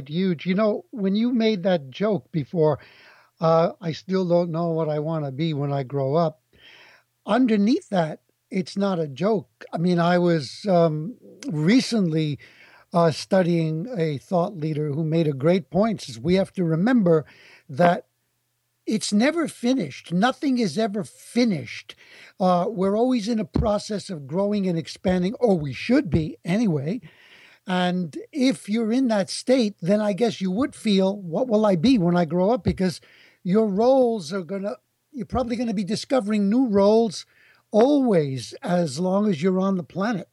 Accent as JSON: {"language": "English", "town": "New York City", "region": "New York", "country": "United States", "tie": "born or raised there", "said": "I grew up in the Bronx, and I was surrounded"}